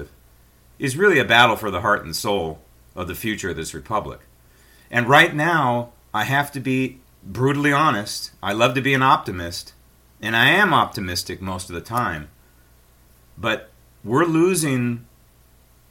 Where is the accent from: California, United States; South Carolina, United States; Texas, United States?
California, United States; San Francisco; I grew up in San Francisco